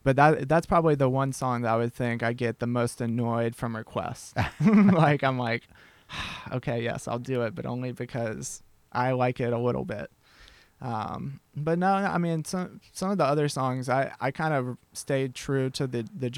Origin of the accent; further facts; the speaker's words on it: Nashville, Tennessee, United States; moved away as an adult; also born or lived in Chattanooga, Tennessee; now in Georgia, United States; growing up in Nashville